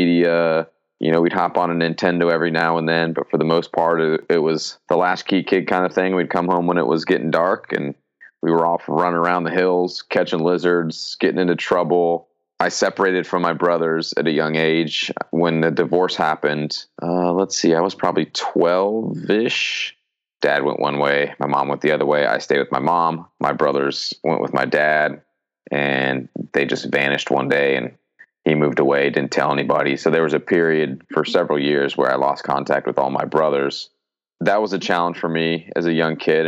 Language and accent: English; Glendora, California, United States; also born or lived in Colorado; I grew up in Southern California. That's where I'm originally from. And I grew up in Glendora primarily, which is in LA County